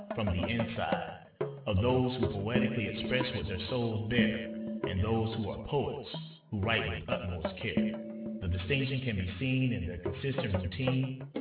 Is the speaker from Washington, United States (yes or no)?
no; Georgia, United States; my home state in Georgia